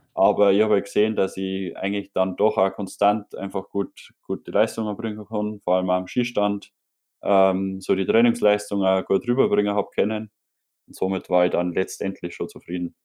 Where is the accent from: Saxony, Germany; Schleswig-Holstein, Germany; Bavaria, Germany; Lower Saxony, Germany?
Bavaria, Germany; bei uns in Bayern